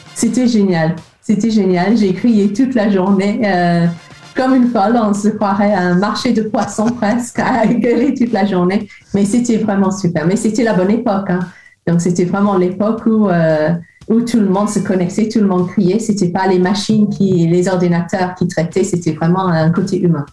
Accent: Liverpool, North West England, United Kingdom; French is a second language; moved away as an adult; now in France; je suis de Liverpool

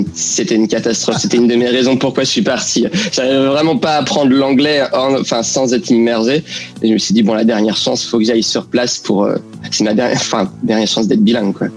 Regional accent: France; now in London, United Kingdom; les Français qui se sont implantés ici

